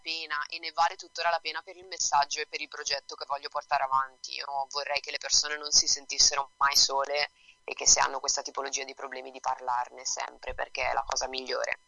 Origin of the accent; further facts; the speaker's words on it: Bergamo, Lombardy, Italy; now in Florence, Italy; Io vivo a Firenze, sono nata a Bergamo, però vivo qua con la mia ragazza a Firenze.